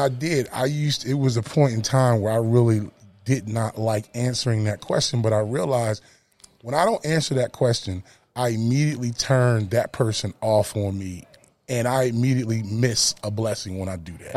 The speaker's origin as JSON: {"language": "English", "town": "Camden", "region": "New Jersey", "country": "United States", "tie": "born or raised there", "also_born_or_lived": "Dallas, Texas / North Carolina", "moved": "as an adult", "said": "I'm from Camden, New Jersey, born and bred, you know, East Coast boy till"}